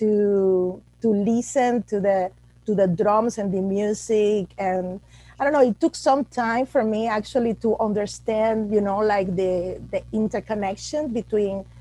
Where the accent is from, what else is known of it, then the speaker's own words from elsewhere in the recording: Havana, Cuba; English is a second language; also born or lived in rural Cuba; now in United States; Well, I'm Cuban from Cuba. I grew up pretty much in a rural family in Cuba. When I was about 6 years old, my parents moved to Havana.